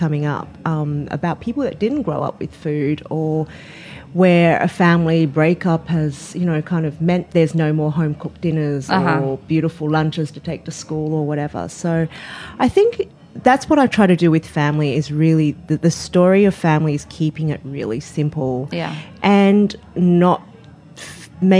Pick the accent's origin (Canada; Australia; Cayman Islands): Australia; now in United States; we grew up in Australia